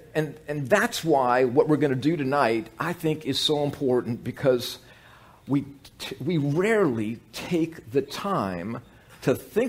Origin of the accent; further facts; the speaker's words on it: New Orleans, Louisiana, United States; Both Annette and I grew up in New Orleans